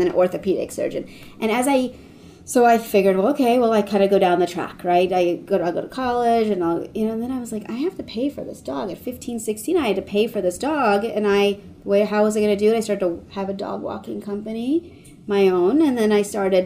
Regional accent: Washington, District of Columbia, United States; moved away as an adult; also born or lived in Connecticut; now in Los Angeles, United States; I grew up in Washington, D.C. I'm first-generation American. Both my parents are from Cairo, Egypt

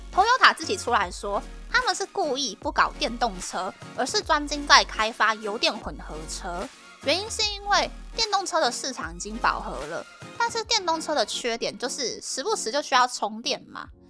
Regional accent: Taiwan; moved away as an adult; also born or lived in Japan; now in Tokyo, Japan; 在台湾毕业的我呢

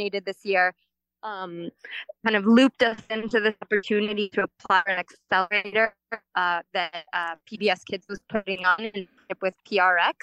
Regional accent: Kansas City, Kansas, United States; moved away as an adult; also born or lived in Philadelphia; I grew up in Kansas City speaking Spanish at home, in English at school

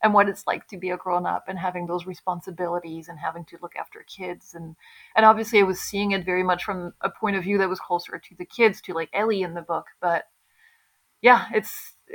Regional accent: Belgium; I grew up in Belgium.

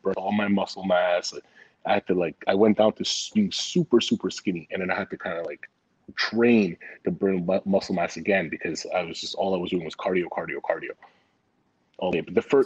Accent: Montreal, Quebec, Canada; born or raised there; moved away; also born or lived in Vancouver

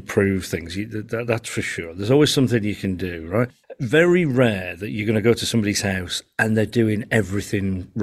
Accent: Yorkshire and the Humber, United Kingdom; I'm a Yorkshireman, right? And we're famous for having an opinion on everything

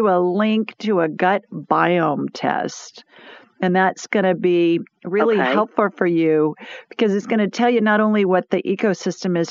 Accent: Yankee country, the North, United States; now in Birmingham, United States; I'm a Yankee. I'm born in Yankee country

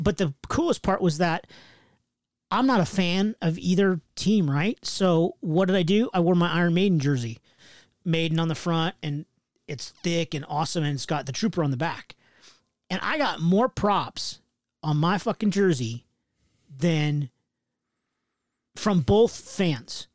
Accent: West Coast, United States; I'm from the West Coast

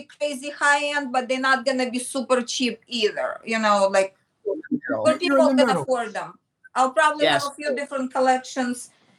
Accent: Michigan, United States; So before Parsons, and when I came from Michigan, there was like a time frame, and I did portraits in Greenwich Village

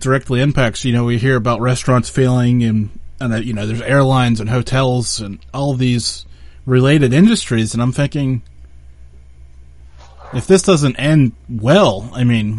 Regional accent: United States; I'm from the United States.

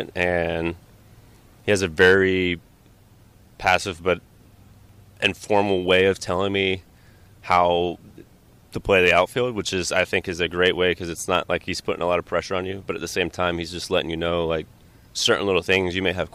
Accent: Orlando, Florida, United States; growing up in Orlando

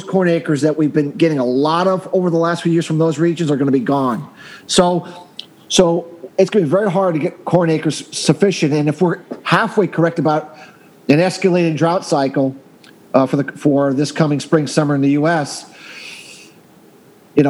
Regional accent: Northeast, United States; I'm from the Northeast, and we always have that wet snow

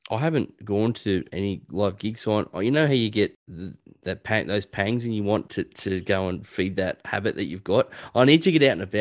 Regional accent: Newcastle, New South Wales, Australia; moved away; my old neck of the woods. That's where I grew up out in Newcastle.

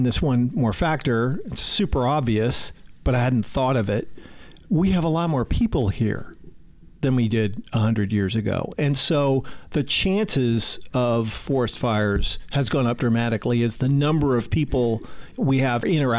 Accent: Pacific Northwest, United States; I grew up in the Pacific Northwest

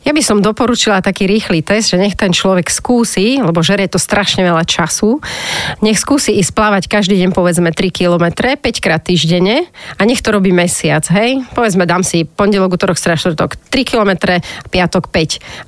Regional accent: Banská Bystrica, Banská Bystrica Region, Slovakia; also born or lived in Bratislava; Ja som vyrastala v Banskej Bystrici, to som uh-huh. akože bratislavčanka, ale v 4 rokoch sme išli tam bývať, lebo mama bola z Bystrice

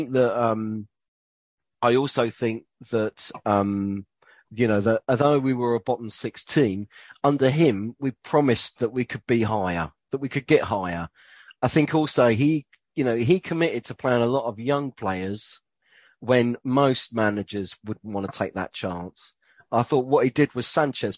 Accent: England, United Kingdom; as English people

